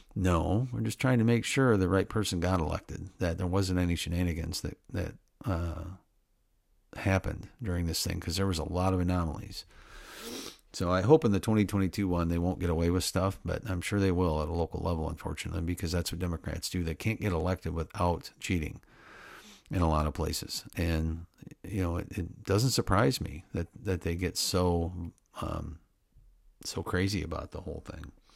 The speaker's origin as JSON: {"language": "English", "region": "Midwest", "country": "United States", "tie": "born or raised there", "said": "I grew up in the Middle West, like I said, of the United States"}